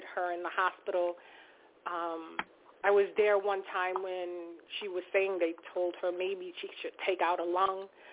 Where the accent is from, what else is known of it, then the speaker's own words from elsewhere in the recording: Valley Stream, New York, United States; I am from Valley Stream.